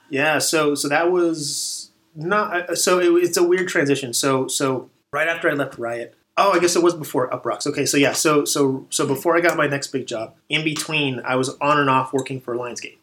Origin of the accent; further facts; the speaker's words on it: Texas, United States; moved away as an adult; also born or lived in Dallas Fort Worth / El Paso; now in California, United States; I'm originally from Texas